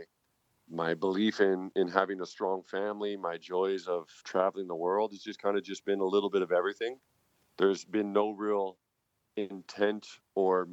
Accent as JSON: {"language": "English", "country": "United States", "tie": "born or raised there", "also_born_or_lived": "France", "moved": "as an adult", "lives_now": "Germany", "said": "I'm born and raised in America"}